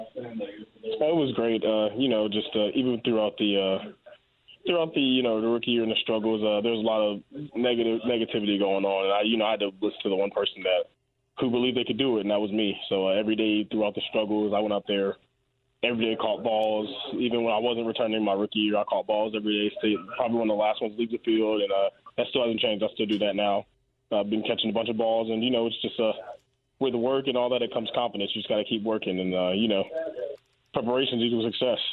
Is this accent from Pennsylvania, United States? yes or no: no; Raleigh, North Carolina, United States; I'm from Raleigh